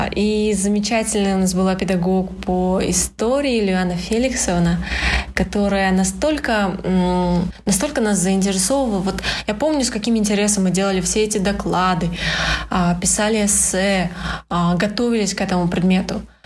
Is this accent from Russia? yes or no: no; Astana, Kazakhstan; это все в Астане. Э, я коренной столичный житель.